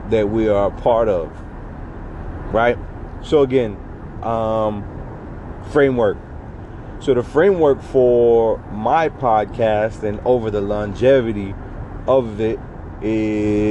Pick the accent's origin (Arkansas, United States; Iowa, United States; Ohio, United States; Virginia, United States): Virginia, United States; Southwest; I grew up in Southwest Virginia.